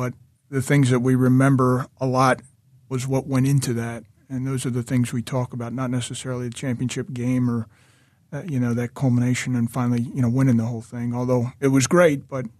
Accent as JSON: {"language": "English", "town": "Doylestown", "region": "Pennsylvania", "country": "United States", "tie": "born or raised there", "also_born_or_lived": "Hatboro", "said": "I am. I grew up early in Hatboro, and then my folks moved to Doylestown when I was 12."}